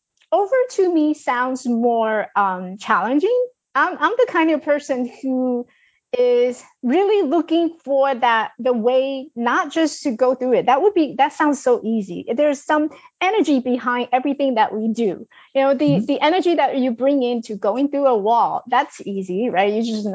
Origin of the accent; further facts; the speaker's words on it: China; accent: Chinglish; English is a second language; I speak with the Chinglish. So just deal with it, right? I speak with Chinglish.